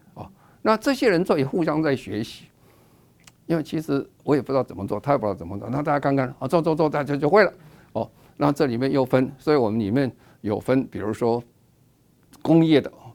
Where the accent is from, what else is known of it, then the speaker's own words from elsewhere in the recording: Taiwan; 我们台湾话